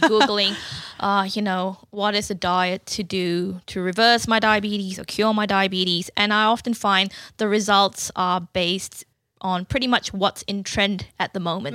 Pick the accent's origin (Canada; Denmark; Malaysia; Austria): Malaysia; moved away as an adult; also born or lived in Newcastle, Australia / Portland, Victoria, Australia; now in Canberra, Australia; I was born in Malaysia and I moved to Australia in two thousand seven